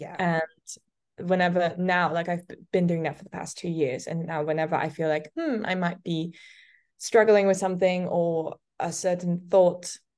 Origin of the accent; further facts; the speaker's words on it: Almere, Flevoland, Netherlands; English is a second language; So I grew up in the Netherlands. I'm Dutch, and I grew up in this town called Almere.